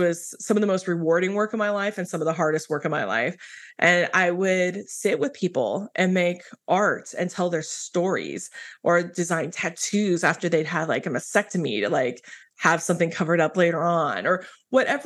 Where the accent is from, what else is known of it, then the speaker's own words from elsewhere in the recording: Midwest, United States; I grew up in the Midwest as a pastor's kid